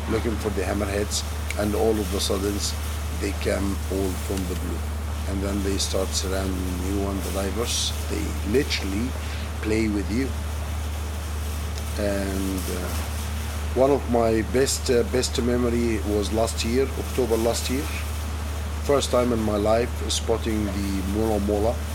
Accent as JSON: {"language": "English", "town": "Alexandria", "region": "Alexandria Governorate", "country": "Egypt", "second_language": "English", "moved": "yes", "lives_now": "Red Sea, Egypt", "said": "I'm originally from Alexandria. I'm native Egyptian, originally from Alexandria. I moved to the Red Sea in 1998."}